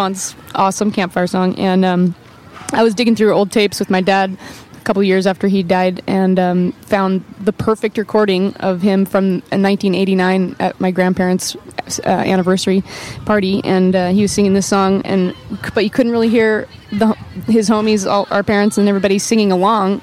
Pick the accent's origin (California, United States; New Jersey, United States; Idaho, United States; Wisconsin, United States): Idaho, United States; North; moved away as an adult; now in Portland, United States; we grew up in North Idaho, actually